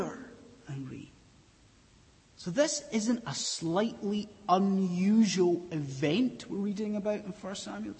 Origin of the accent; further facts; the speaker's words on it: Scotland, United Kingdom; I'm from Scotland